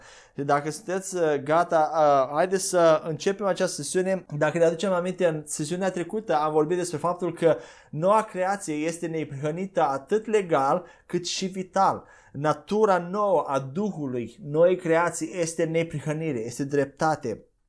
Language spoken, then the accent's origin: Romanian; Romania; noi ca și români